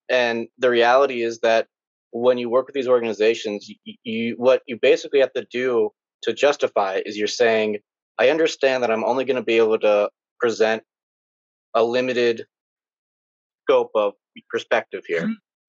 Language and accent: English; California, United States; also born or lived in Washington, D.C.; Yeah, so I'm an American originally from Southern California, but I've lived all over the States